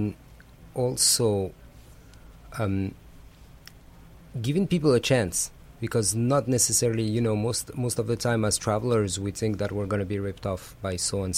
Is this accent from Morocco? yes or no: yes; Casablanca, Casablanca-Settat, Morocco; moved away as an adult; growing up in Casablanca, it's the same as growing up in any big city.